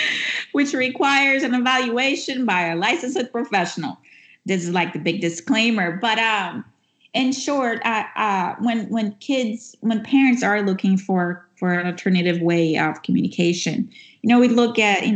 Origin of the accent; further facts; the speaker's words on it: Brazil; now in United States; even though I'm speaking from the U.S., which is where I live right now, I'm originally from Brazil